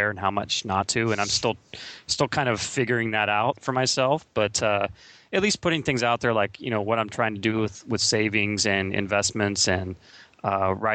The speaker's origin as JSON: {"language": "English", "region": "Kansas", "country": "United States", "tie": "born or raised there", "moved": "as an adult", "lives_now": "California, United States", "said": "I'm actually a Kansas-born Midwesterner, and I moved to California about 5 years ago"}